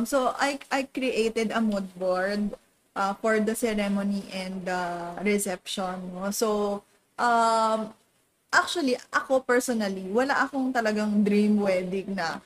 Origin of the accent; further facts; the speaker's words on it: Calabarzon, Philippines; We're from Cavite